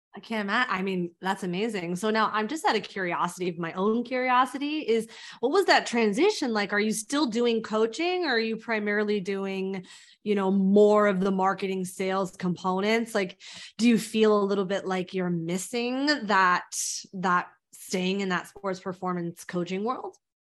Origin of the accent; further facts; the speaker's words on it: Mountain View, California, United States; now in New York, United States; I'm from Mountain View